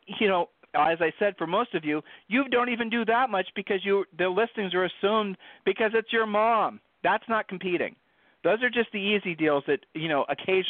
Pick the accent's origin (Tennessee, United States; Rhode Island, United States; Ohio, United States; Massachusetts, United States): Ohio, United States; we're from Ohio